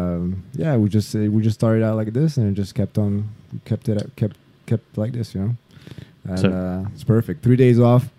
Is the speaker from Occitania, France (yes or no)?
yes; Toulouse, Occitania, France; moved away